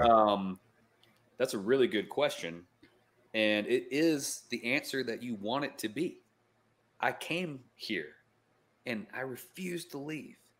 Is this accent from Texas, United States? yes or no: no; upstate South Carolina, United States; also born or lived in Florida; now in Asheville, United States; I'm actually from upstate South Carolina